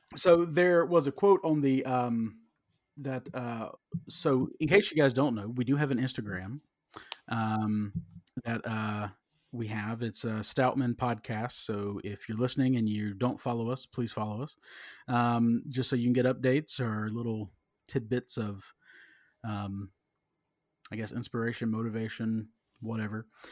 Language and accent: English; South Carolina, United States; I'm from South Carolina